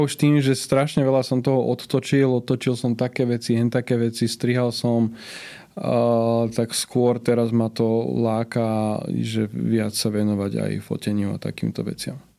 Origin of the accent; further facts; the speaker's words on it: Prievidza, Trenčín Region, Slovakia; No ja som od malička e, som sa učil nemecky lebo vtedy jediný zahraničný kanál, ktorý bol u nás v Prievidzi dostupný